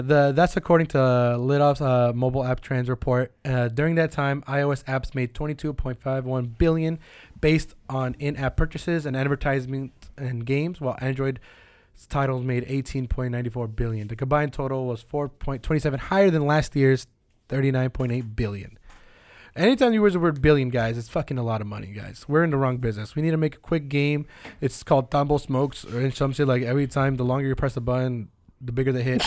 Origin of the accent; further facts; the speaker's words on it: Bay Area, California, United States; we're from the Bay Area.